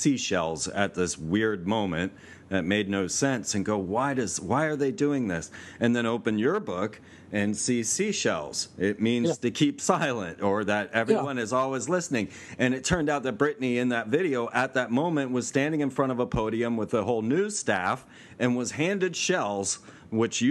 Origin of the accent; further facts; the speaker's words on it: United States; I'm as an American